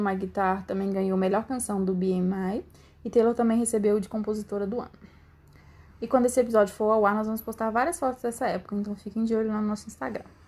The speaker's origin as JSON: {"language": "Portuguese", "country": "Brazil", "said": "eu sou brasileira"}